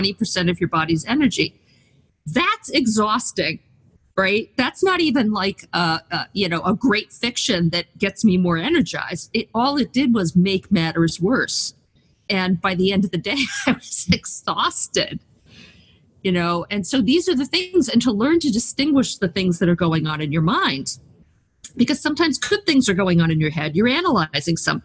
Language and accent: English; United States; as an American